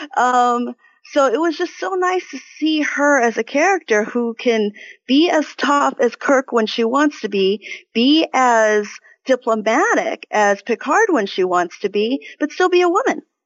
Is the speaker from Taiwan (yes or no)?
yes; Taiwan; moved away; I am from originally from Taiwan, so I am Chinese